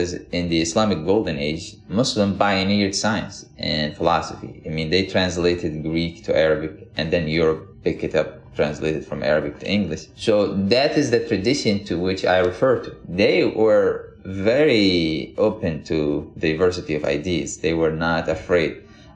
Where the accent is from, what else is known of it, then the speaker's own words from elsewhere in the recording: Yemen; moved away as an adult; also born or lived in Miami, United States / Minnesota, United States; now in United States; I grew up in Yemen in a very religious family, like most families in Yemen are